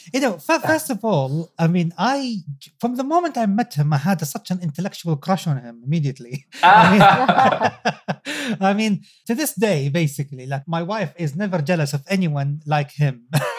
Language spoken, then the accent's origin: English; Saudi Arabia; my home country, Saudi Arabia